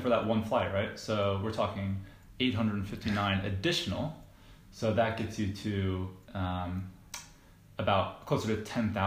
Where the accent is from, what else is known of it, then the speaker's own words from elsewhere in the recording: United States; moved away as an adult; now in London, United Kingdom; We are currently in London at the moment, just in terms of background, but we're both from the States